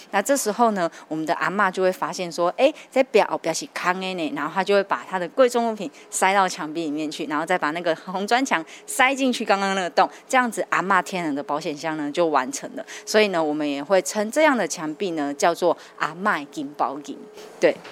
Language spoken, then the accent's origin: Chinese; Kaohsiung, Taiwan; now in Tainan, Taiwan; 我本身其实是外地人，啊，是。我是高雄人